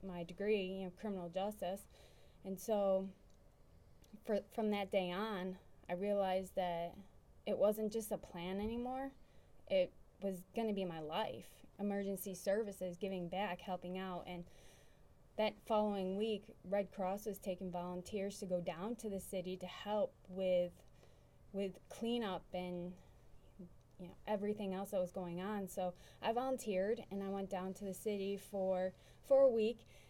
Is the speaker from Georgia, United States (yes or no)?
no; New York, United States; moved away; I'm from New York